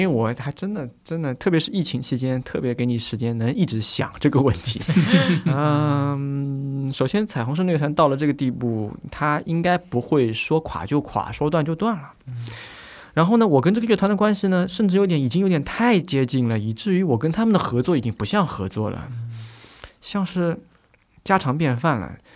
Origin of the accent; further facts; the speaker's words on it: China; also born or lived in Vienna; 尤其是我们中国人